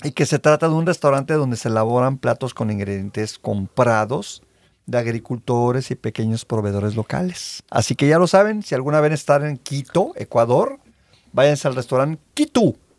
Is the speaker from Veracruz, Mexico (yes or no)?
yes; Veracruz, Mexico; now in Los Angeles, United States; soy de Veracruz